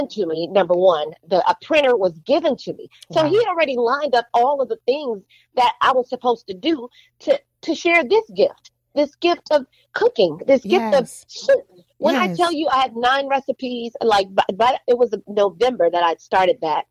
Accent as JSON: {"language": "English", "town": "New Orleans", "region": "Louisiana", "country": "United States", "said": "I'm from New Orleans"}